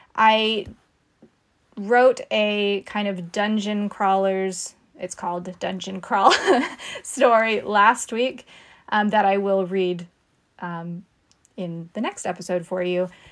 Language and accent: English; California coast, United States; I grew up on the California coast